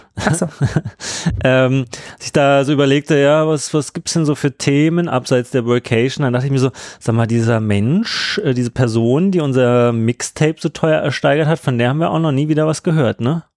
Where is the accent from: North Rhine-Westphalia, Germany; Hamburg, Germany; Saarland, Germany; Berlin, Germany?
Berlin, Germany; wir sind ja auch äh, aus Ostberlin